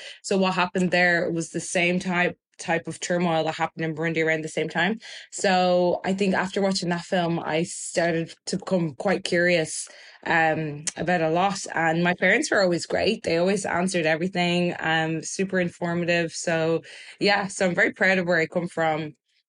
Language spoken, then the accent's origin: English; Germany; born there; because I was born in Germany, I think it just shows the innocence of a child's mind.